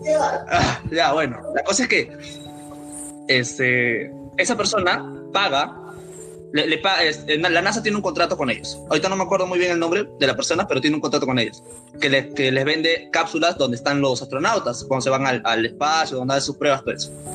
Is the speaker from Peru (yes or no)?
yes; Peru; somos de Perú